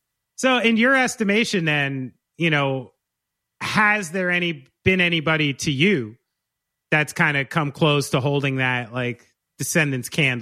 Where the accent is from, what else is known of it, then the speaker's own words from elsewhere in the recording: New Jersey, United States; I'm from here. I'm from New Jersey.